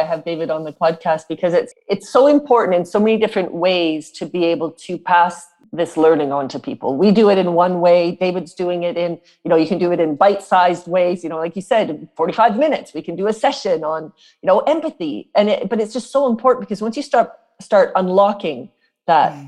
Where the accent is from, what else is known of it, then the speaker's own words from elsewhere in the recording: South Africa; I come from South Africa, as you know, I was born there.